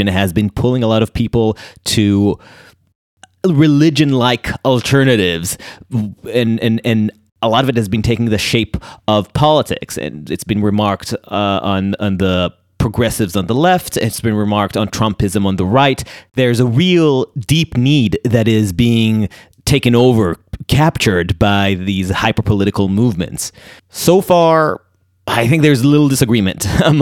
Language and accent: English; Israel; now in United States; I come from Israel. It's a society that is much more honor-centric than America. When I moved here